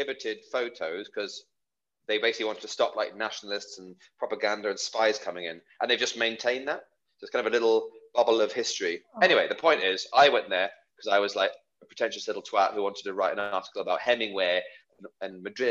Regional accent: United Kingdom; as a Brit

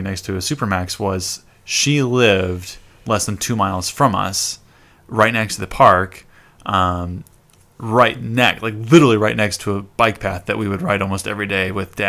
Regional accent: Mason City, Iowa, United States; So I grew up in Mason City

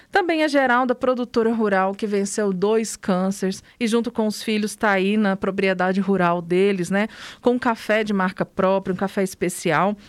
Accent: São João da Serra Negra, Minas Gerais, Brazil; minha terrinha, né, São João da Serra Negra

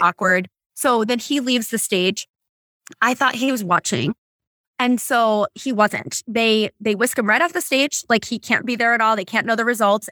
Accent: Boston, Massachusetts, United States; now in California, United States; I grew up in Boston

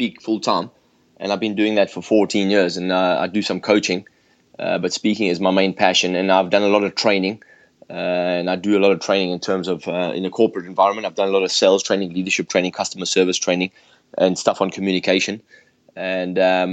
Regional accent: South Africa; moved away as an adult; now in England, United Kingdom; I grew up in South Africa.

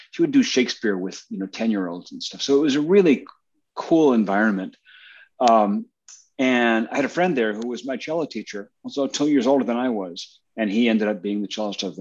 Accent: New Jersey, United States; Yeah, cool. Central New Jersey. Yep.

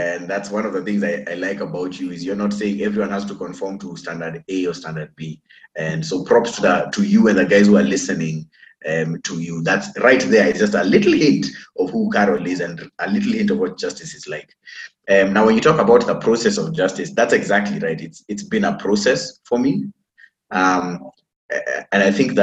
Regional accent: Kenya; I'm a Kenyan, I'm an African.

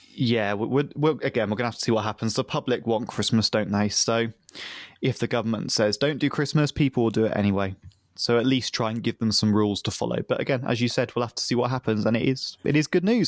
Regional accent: the Southwest, South West England, United Kingdom; my town where I grew up in the Southwest

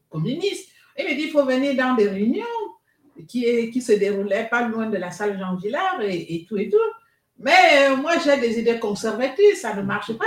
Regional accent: Libreville, Estuaire, Gabon; moved away as an adult; now in Bezons, France; je suis née à Libreville

